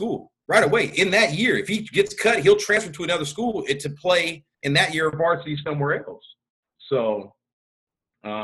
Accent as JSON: {"language": "English", "town": "Portland", "region": "Oregon", "country": "United States", "said": "I'm from Portland."}